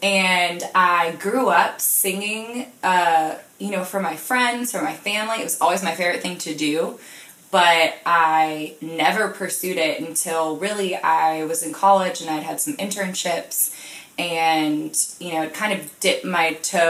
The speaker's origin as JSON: {"language": "English", "region": "Florida", "country": "United States", "tie": "born or raised there", "also_born_or_lived": "Sarasota / Orlando", "said": "Well, I moved around a lot as a kid, just for my parents' jobs, but I went to middle school and high school and college all in Florida."}